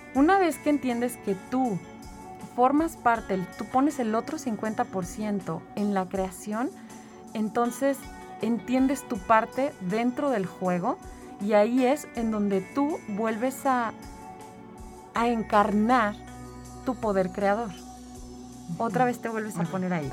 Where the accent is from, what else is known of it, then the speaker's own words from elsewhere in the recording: San Luis Potosí, Mexico; also born or lived in Mexico City; yo soy de aquí de San Luis Potosí